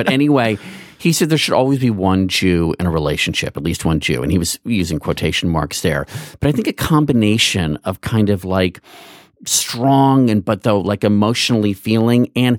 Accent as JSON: {"language": "English", "country": "United States", "tie": "born or raised there", "said": "I grew up in Montgomery County"}